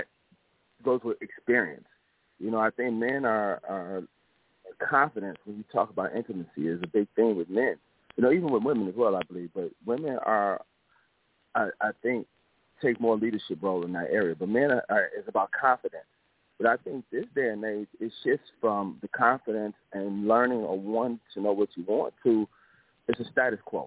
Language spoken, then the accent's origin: English; Chicago, Illinois, United States; I'm from Chicago, do mental health, Northwest Indiana to Chicago, between both states